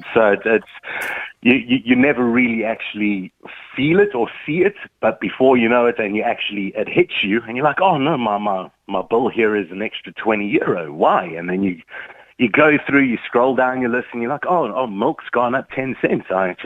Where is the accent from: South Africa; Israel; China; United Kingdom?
South Africa; now in Ireland; I'm from South Africa